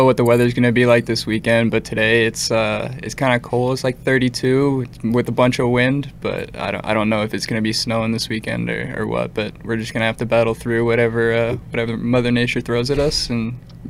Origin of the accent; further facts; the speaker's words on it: Virginia, United States; moved away; So growing up in Virginia